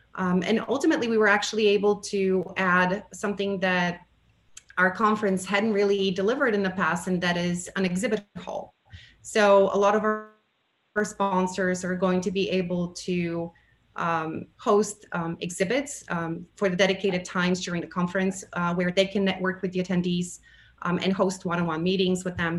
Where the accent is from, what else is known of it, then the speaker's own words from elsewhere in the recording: Bulgaria; moved away as an adult; now in United States; I have a Bulgarian background. I was born in Bulgaria um, and uh, relocated to the United States in 1998